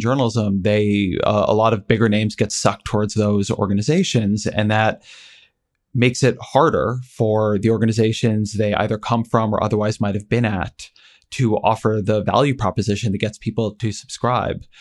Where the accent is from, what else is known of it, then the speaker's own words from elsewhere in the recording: Orange County, California, United States; moved away; I grew up in Orange County, California